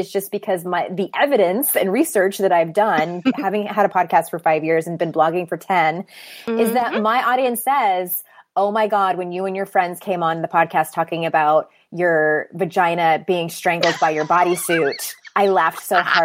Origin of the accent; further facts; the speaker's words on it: United States; being a cisgendered woman growing up in America